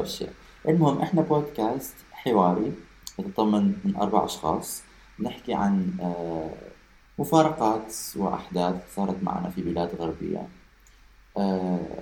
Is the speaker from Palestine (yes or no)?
no; Iraq; احنا عندنا بالعراق